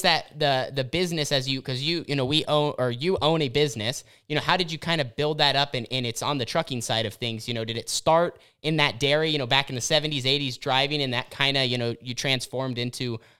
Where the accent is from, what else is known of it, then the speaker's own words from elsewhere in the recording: Oregon, United States; So growing up in Southern Oregon and, you know, through the family business, developing your own business